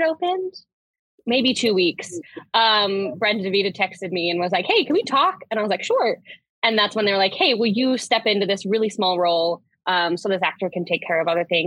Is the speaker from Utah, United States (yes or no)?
yes; Utah, United States; moved away as an adult; now in Washington, D.C., United States; I'm originally from Utah